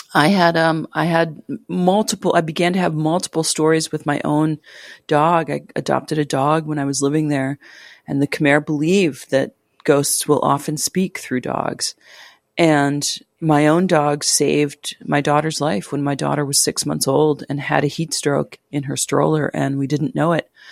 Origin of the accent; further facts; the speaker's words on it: United States; moved away as an adult; also born or lived in Cambodia; I'm American and, you know, I'm from the West.